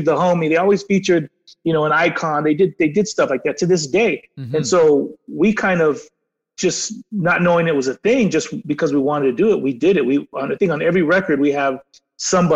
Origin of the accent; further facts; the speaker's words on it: San Diego, California, United States; we're from San Diego. We're right by the border